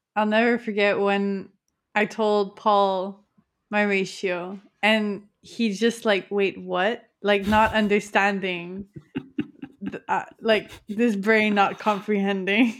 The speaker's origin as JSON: {"language": "English", "country": "Canada", "said": "I'm Canadian"}